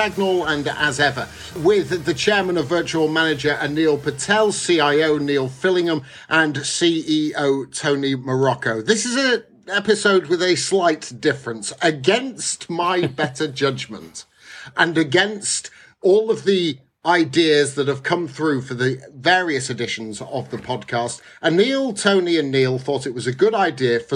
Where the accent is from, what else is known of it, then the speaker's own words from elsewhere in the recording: Bolton, North West England, United Kingdom; I was brought up in Lancashire, Bolton in particular